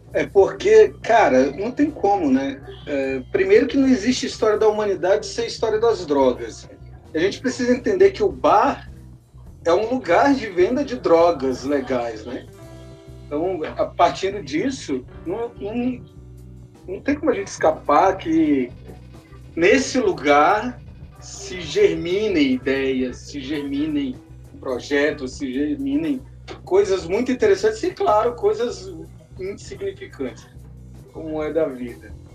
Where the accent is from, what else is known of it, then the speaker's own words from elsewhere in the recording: Ceilândia, Federal District, Brazil; A Ceilândia que é a minha cidade, da onde eu vim, onde eu me criei